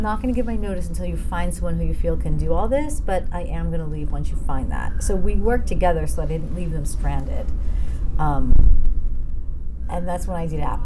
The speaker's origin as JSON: {"language": "English", "region": "New Jersey", "country": "United States", "tie": "born or raised there", "said": "I grew up in New Jersey, and I started dancing very young, and came into the city for dance classes. I was only 20 minutes outside of the city"}